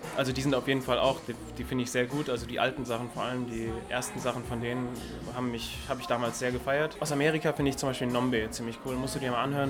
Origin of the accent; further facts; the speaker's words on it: Erfurt, Thuringia, Germany; moved away as an adult; also born or lived in Frankfurt-Höchst, Germany / Mainz, Germany; now in Frankfurt, Germany; bin dann aber groß geworden in Erfurt, also drüben im Osten